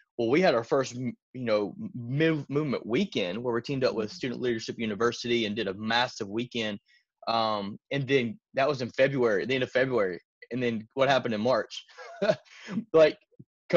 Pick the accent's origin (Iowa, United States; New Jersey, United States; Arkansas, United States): Arkansas, United States; moved away as an adult; now in Tennessee, United States; I'm originally from Arkansas